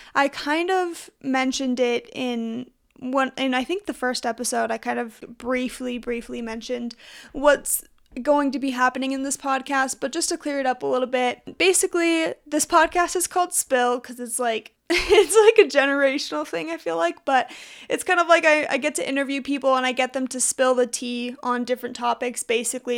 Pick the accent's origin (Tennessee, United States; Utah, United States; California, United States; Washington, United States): Utah, United States; I'm from Utah